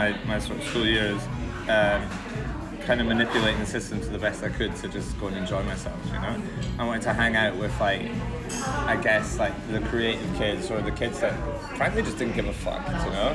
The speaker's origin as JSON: {"language": "English", "town": "Edinburgh", "region": "Scotland", "country": "United Kingdom", "tie": "born or raised there", "also_born_or_lived": "Aberdeen", "moved": "as an adult", "lives_now": "London, United Kingdom", "said": "I grew up in Edinburgh"}